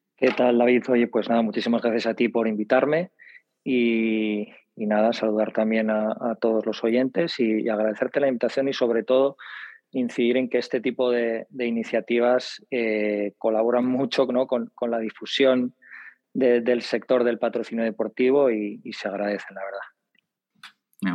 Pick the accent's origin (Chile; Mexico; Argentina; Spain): Spain; Bilbao, Basque Country; now in Madrid, Spain; Yo soy de Bilbao, vivo en Madrid